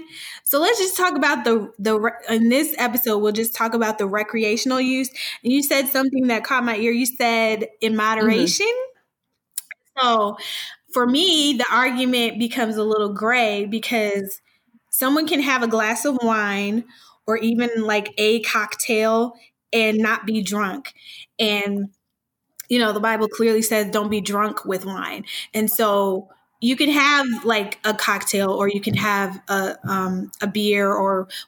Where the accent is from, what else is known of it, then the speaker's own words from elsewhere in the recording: Illinois, United States; my home state of Illinois